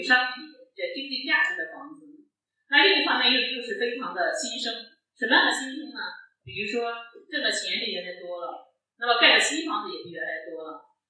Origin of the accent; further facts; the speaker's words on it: Liangzhuang, Henan, China; moved away; 零八年暑假呢，我就回去了，在那待了两个月，在我们家待了两个月，就梁庄这个地方